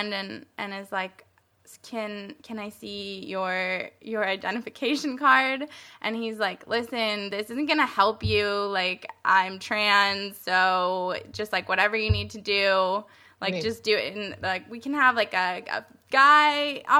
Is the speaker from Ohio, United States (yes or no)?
no; Colorado, United States; I was born in Colorado